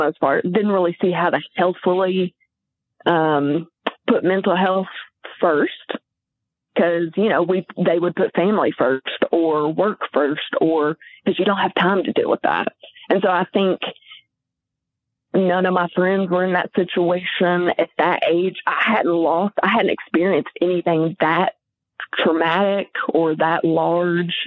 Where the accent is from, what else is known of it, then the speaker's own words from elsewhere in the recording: White Hall, Arkansas, United States; also born or lived in Pine Bluff, Arkansas / Conway, Arkansas; I'm from the Pine Bluff area, but I went to junior high and high school in Whitehall.